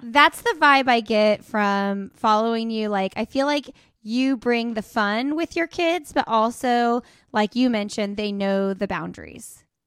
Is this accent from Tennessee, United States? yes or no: no; Indianapolis, Indiana, United States; moved away; I'm, uh, originally from Indianapolis